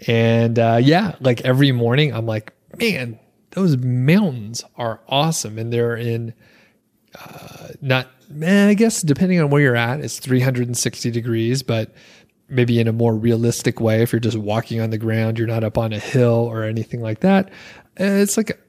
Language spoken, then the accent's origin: English; Atlanta, Georgia, United States; now in Bozeman, United States; because we came from the Atlanta area where we have siblings across town